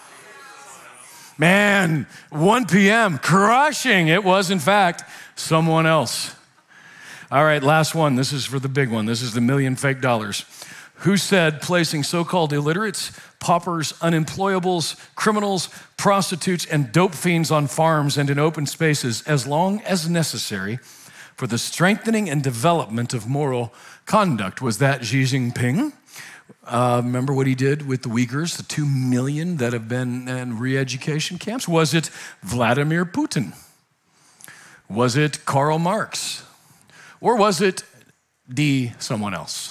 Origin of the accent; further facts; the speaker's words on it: Nebraska, United States; moved away; my family back home, I'm from Nebraska